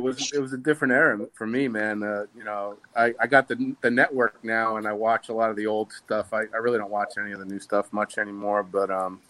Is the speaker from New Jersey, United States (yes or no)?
yes; New Jersey, United States; also born or lived in Staten Island; Yes, I was born in Staten Island, but raised in New Jersey